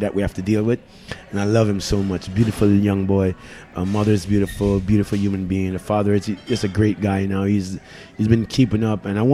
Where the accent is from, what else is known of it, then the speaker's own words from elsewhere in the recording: Jamaica; moved away; also born or lived in Trenchtown, Kingston; I'm Jamaican